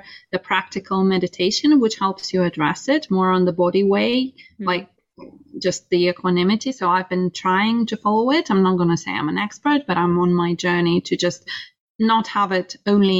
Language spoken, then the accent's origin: English; Russia; now in United Kingdom; growing up in Russia